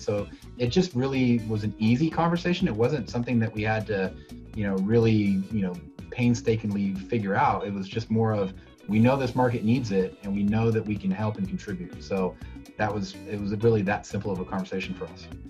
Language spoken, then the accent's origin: English; Sacramento, California, United States; in my community, growing up in Sacramento